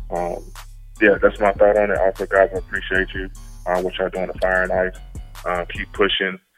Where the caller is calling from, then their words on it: Mooresville, United States; I'm calling from Mooresville.